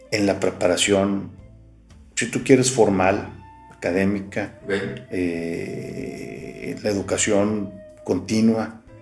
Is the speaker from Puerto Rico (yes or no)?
no; Mexico